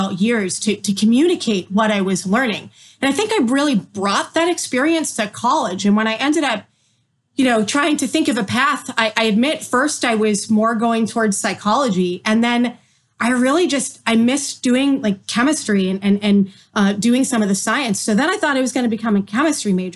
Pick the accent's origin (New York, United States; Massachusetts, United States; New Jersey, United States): Massachusetts, United States; moved away as an adult; also born or lived in Maryland; While I was in school in Maryland, I was from Massachusetts